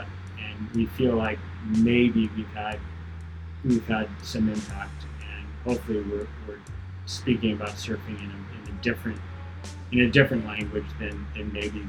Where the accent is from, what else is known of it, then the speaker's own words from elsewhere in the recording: Newport Beach, California, United States; that I grew up watching back in Newport